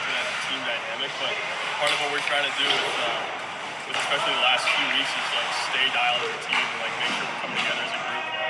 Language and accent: English; Michigan, United States; moved away as an adult; now in Arizona, United States; growing up in Michigan